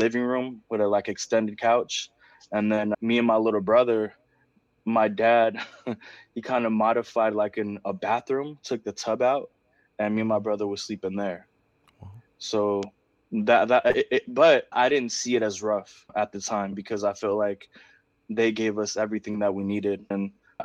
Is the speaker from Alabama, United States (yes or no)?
no; Oakland, California, United States; first language Spanish; English is a second language; I grew up in East Oakland in the Bay Area in California